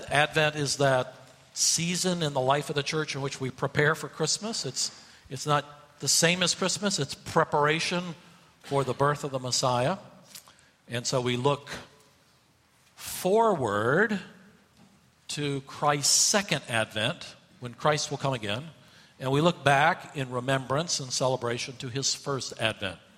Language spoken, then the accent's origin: English; Asheville, North Carolina, United States; Uh, I grew up in Asheville, North Carolina, and uh, the mountains there are not huge mountains.